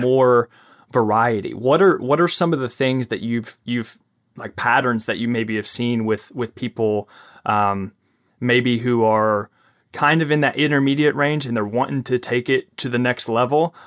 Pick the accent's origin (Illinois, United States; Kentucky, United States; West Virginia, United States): Kentucky, United States; accent: Southern twang, Kentucky accent; I'm from Kentucky